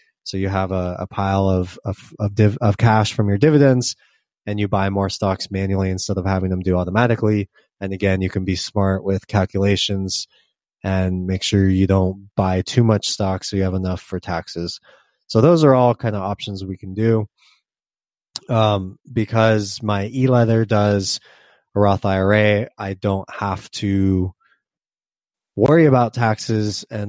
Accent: Australia; I'm from Australia, so I assumed our small, mid, and large cap stocks would be of different value to America.

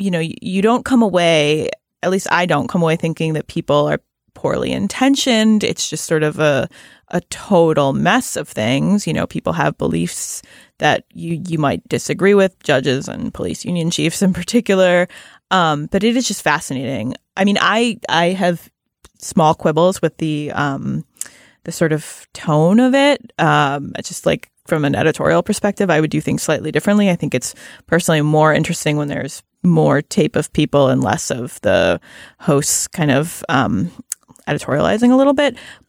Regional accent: Ohio, United States; So I am from Cuyahoga County. And I'm related to many people who work in the law, who are mostly lawyers.

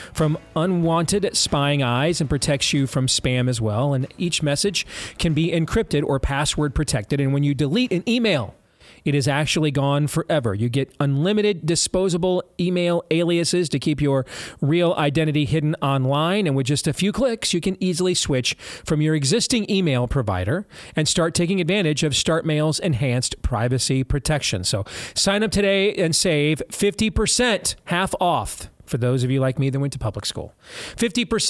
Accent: Iowa, United States; My home state of Iowa right here, where we are broadcasting globally from

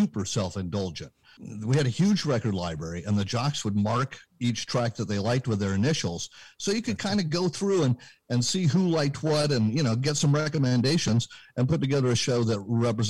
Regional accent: Berkeley, California, United States; moved away as an adult; also born or lived in Santa Barbara, California; now in Vermont, United States; I was born and raised in Berkeley, California

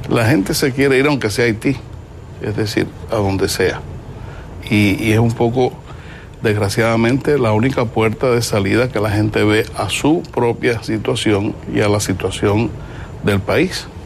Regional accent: Cuba; yo como cubano

